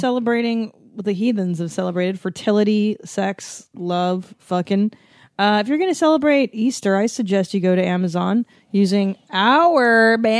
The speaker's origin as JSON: {"language": "English", "town": "Windsor", "region": "Ontario", "country": "Canada", "tie": "born or raised there", "moved": "yes", "lives_now": "United States", "said": "I was born in Windsor, which is not Vancouver."}